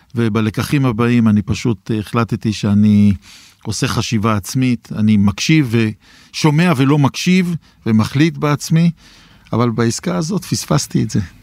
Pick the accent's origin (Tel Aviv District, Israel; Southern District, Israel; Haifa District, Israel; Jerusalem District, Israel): Jerusalem District, Israel; Jerusalem; אני ירושלמי